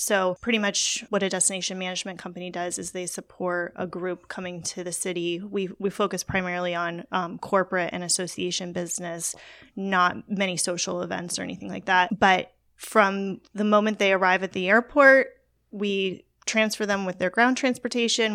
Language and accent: English; Port St. Lucie, Florida, United States; Port Saint Lucie, Florida